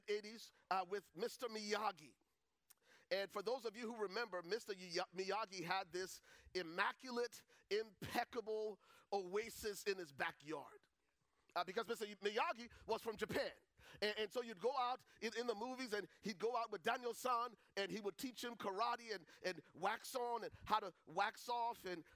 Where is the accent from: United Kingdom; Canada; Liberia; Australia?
Liberia; Buchanan, Grand Bassa County; moved away; I'm originally from Liberia. Grew up in the second largest city at the time, called Buchanan